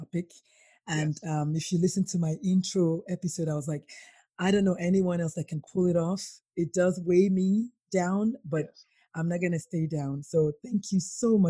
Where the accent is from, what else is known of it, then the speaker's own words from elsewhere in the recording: Nigeria; as a Nigerian child